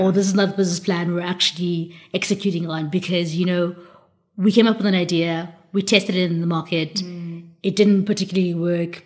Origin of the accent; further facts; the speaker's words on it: South Africa; as an African, as as South African specifically